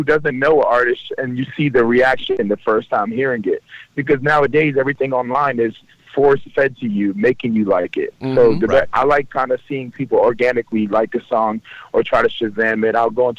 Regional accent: Kosovo; also born or lived in Libya; A lot of people don't understand, my parents are from Kosovo. I am a refugee. I was born in Africa. I was born in Libya.

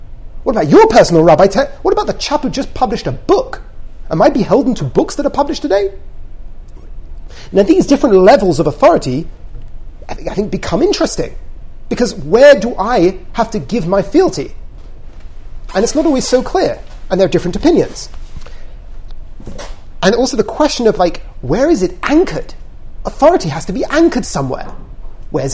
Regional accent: England, United Kingdom; we're English

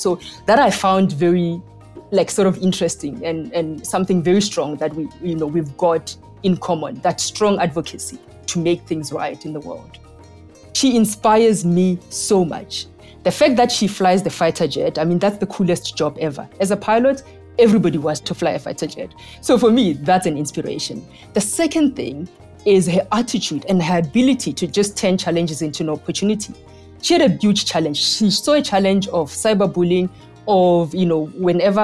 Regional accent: South Africa; also born or lived in Cape Town; I grew up during apartheid in South Africa, where I had limited career choices

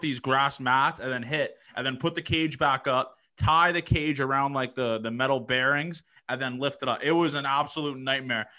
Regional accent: Toronto, Ontario, Canada; I'm from Toronto

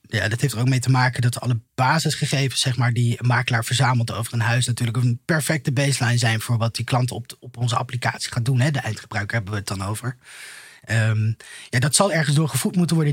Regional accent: Vlijmen, North Brabant, Netherlands; moved away as an adult; also born or lived in Utrecht / Almere / Zeist; now in The Hague, Netherlands; in Brabant. Een beetje, een beetje hetzelfde nest als waar jij vandaan komt. Iets hoger gelegen. Ik kom uit Vlijmen, vlakbij een bos.

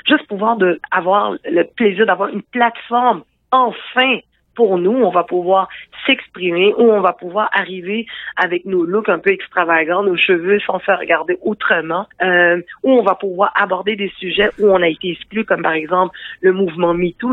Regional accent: Quebec, Canada; je suis née ici au Québec, je me considère comme québécoise

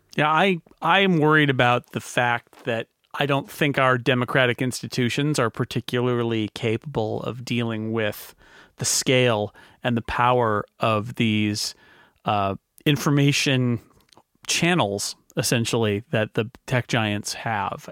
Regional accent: United States; as an American

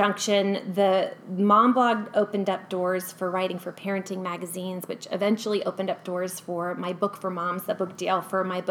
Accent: California, United States; moved away as an adult; now in Boise, United States; born and raised in California

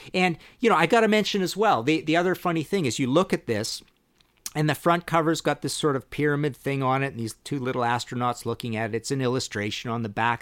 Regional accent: Trail, British Columbia, Canada; born or raised there

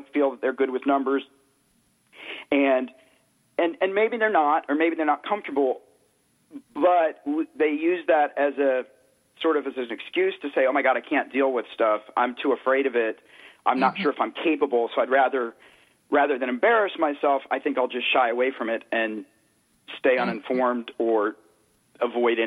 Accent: Tennessee, United States; I grew up in Tennessee, and I worked on a tobacco farm

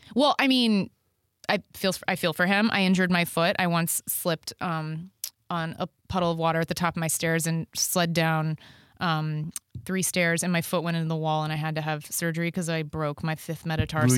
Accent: Dallas, Texas, United States; I grew up in Texas, And, um, I grew up in Dallas

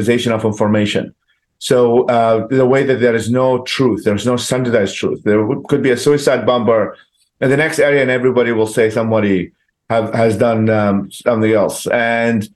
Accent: Baghdad, Baghdad Governorate, Iraq; moved away as an adult; now in United States; I grew up in Baghdad

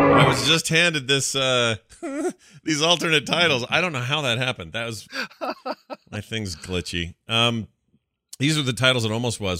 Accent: the American South, United States; I'm from the American South.

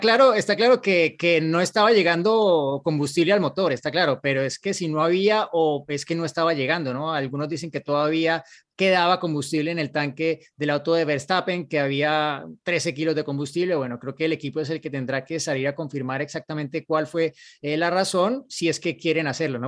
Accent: Colombia

